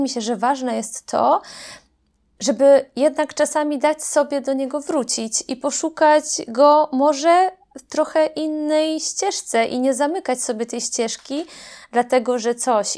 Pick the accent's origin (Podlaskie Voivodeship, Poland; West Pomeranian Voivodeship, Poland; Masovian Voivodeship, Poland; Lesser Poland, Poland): Podlaskie Voivodeship, Poland; Grajewo; moved away; pochodzę z Grajewa, to jest mała miejscowość na Podlasiu, miasto